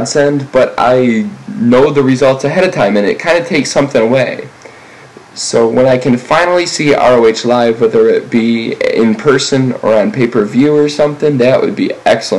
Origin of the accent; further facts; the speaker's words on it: near Ann Arbor, Michigan, United States; My hometown is 98.98% white, according to the last census